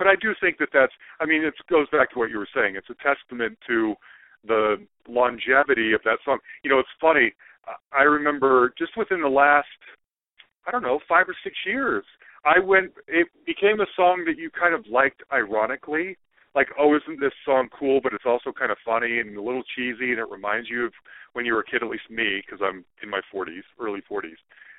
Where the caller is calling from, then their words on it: Denver, Colorado, United States; I'm calling you from Denver.